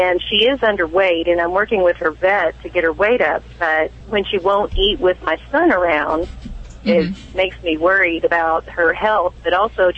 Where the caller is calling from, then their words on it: Midway, Kentucky, United States; accent: Kentucky; Central Kentucky is not as heavy in that Kentucky accent. I'm sure you'll hear bits and pieces of it, though.